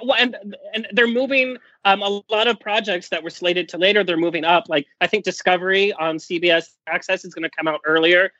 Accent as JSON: {"language": "English", "area": "Orange County", "region": "California", "country": "United States", "tie": "born or raised there", "said": "born and raised in Orange County."}